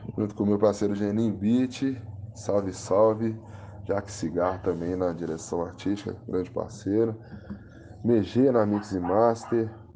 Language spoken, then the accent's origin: Portuguese; Itabirito, Minas Gerais, Brazil; sou de Itabirito, Minas Gerais, Brasil, intergaláctico, planeta mundo tem 27 anos, hum, nascido e criado aqui em Taberito